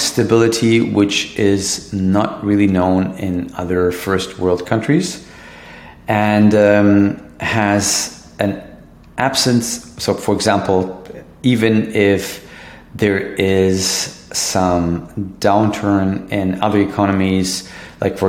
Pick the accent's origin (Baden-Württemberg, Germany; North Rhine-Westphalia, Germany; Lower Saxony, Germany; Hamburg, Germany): Lower Saxony, Germany; Hanover; my hometown, Hanover, in Germany